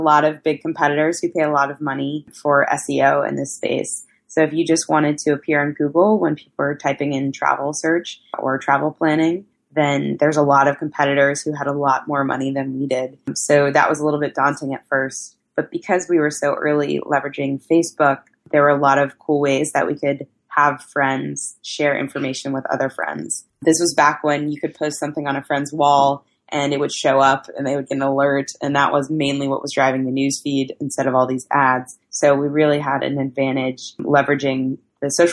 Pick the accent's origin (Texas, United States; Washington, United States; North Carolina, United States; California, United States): North Carolina, United States; Raleigh; moved away as an adult; also born or lived in New York; I grew up in North Carolina in the Raleigh area